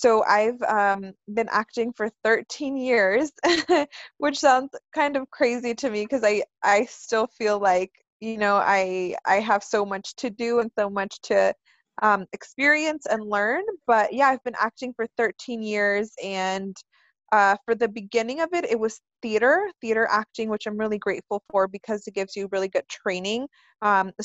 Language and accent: English; California, United States; also born or lived in Mexico; I'm from California. I've been living here since I was 4, so it feels like, you know, this is where I'm from, even though I originally was from Mexico